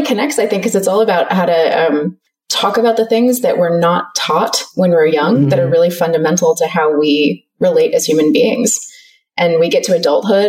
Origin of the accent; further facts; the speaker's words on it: California, United States; moved away as an adult; now in Melbourne, Australia; I'm actually from close to where you live. I'm from California originally